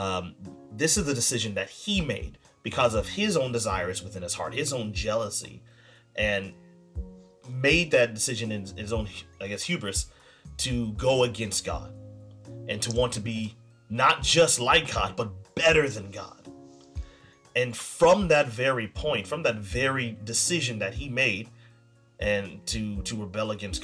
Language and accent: English; United States; me as an American